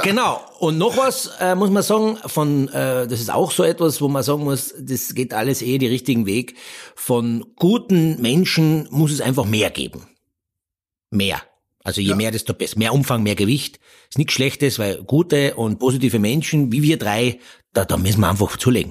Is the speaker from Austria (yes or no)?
yes; Austria; Wir Österreicher